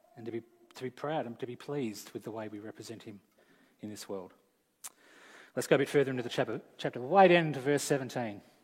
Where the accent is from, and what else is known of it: Australia